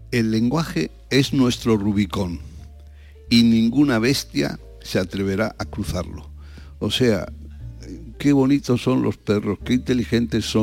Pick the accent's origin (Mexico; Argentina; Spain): Spain; Pero somos, no somos los españoles propietarios, somos copropietarios.